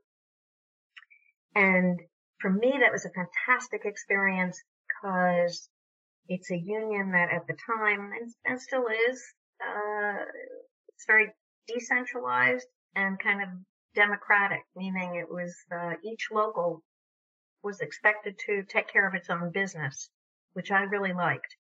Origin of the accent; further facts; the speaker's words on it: New York, United States; moved away as an adult; also born or lived in Vermont; I grew up in New York, but lived in Vermont for most of my adult life